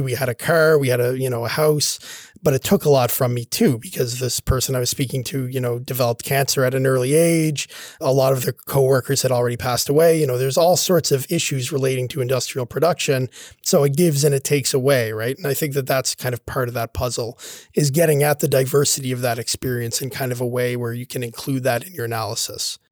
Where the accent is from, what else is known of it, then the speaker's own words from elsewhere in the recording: Sydney, Nova Scotia, Canada; I grew up here in Sydney, where I'm now working at Cape Breton University